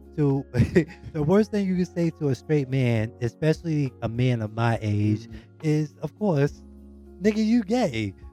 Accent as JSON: {"language": "English", "town": "New York City", "region": "New York", "country": "United States", "said": "I'm from Queens."}